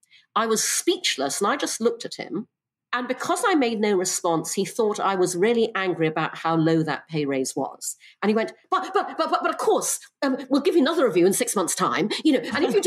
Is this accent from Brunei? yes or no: yes; Brunei; also born or lived in United Kingdom; I'm half English, half Chinese. I was born in the UK. When I was six, my parents moved to Brunei because my father got a job there. And so I grew up in Brunei and Borneo.